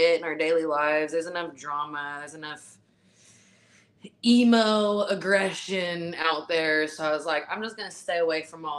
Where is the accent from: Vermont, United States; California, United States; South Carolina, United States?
California, United States; Vallejo; born and raised in Vallejo, California, 707